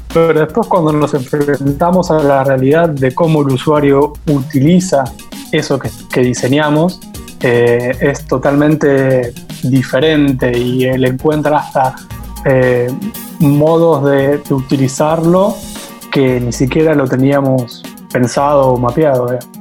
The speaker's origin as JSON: {"language": "Spanish", "country": "Argentina", "said": "Trabajo en Argentina, soy de Argentina"}